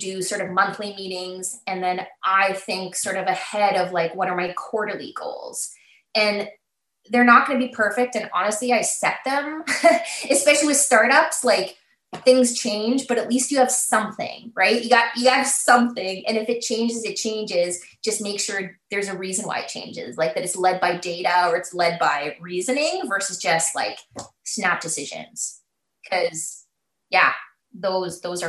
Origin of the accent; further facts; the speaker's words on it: Alberta, Canada; moved away as an adult; also born or lived in Calgary, Canada; now in Saskatoon, Canada; I grew up in Alberta and I was in Calgary before Saskatoon.